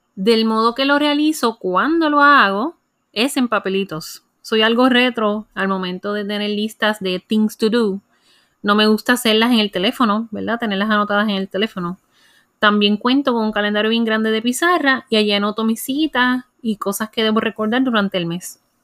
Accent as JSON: {"language": "Spanish", "country": "Puerto Rico", "said": "como buena puertorriqueña"}